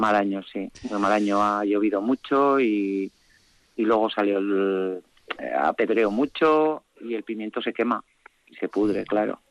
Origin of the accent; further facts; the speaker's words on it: Calahorra, La Rioja, Spain; moved away as an adult; also born or lived in Lodosa; now in Uzquiano, Spain; Yo soy de Calahorra y toda la vida en Lodosa